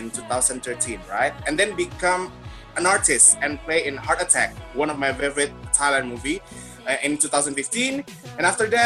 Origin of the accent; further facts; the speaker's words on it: Jakarta, Indonesia; I'm from Indonesia, Jakarta